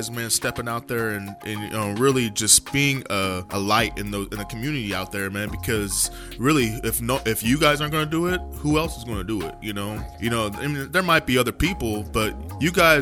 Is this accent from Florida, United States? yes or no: no; North Highlands, California, United States; I grew up in Highlands, like North Highlands area